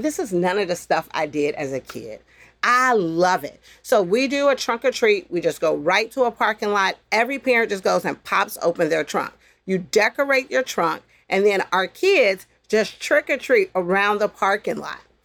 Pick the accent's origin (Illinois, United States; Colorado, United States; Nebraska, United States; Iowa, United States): Illinois, United States; Chicago; growing up in Chicago on the West Side